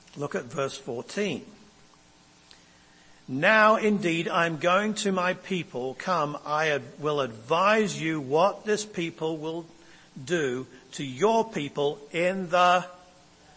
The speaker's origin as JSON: {"language": "English", "region": "England", "country": "United Kingdom", "moved": "yes", "lives_now": "United States", "said": "I come from England and we have a royal family"}